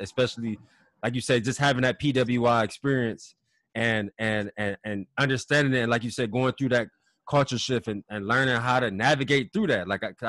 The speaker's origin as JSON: {"language": "English", "region": "Ohio", "country": "United States", "also_born_or_lived": "Iowa City, Iowa", "said": "I'm from Ohio."}